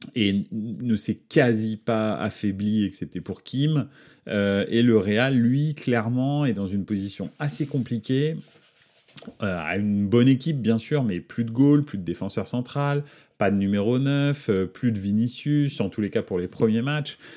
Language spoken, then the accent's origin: French; Paris, Île-de-France, France; Paris, c'est ma ville, c'est là où j'ai grandi